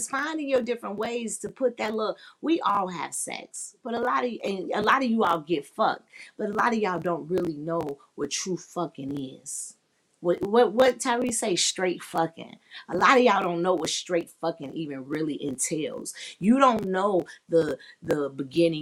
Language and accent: English; Chicago, Illinois, United States; I'm from the Chi-Town